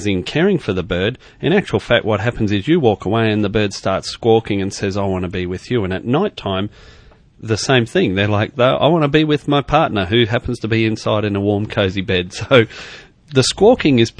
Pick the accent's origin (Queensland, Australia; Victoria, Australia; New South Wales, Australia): Queensland, Australia; moved away as an adult; I grew up in Queensland and went to university in Queensland